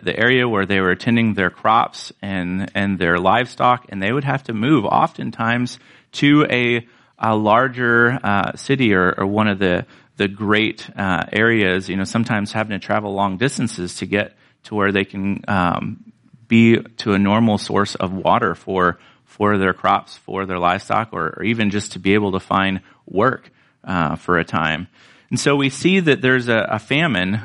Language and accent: English; Florida, United States; now in California, United States; I grew up in Florida and we got all the rain that we need